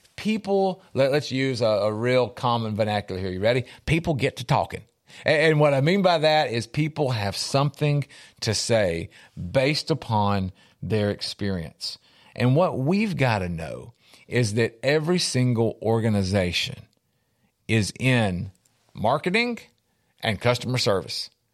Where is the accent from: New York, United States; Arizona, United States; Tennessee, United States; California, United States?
Tennessee, United States; Middle; I'm from Middle Tennessee